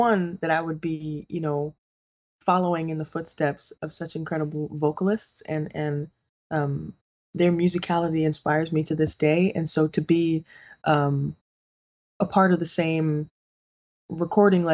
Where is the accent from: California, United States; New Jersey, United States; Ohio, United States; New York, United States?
New York, United States; New York City; growing up in the Boogie Down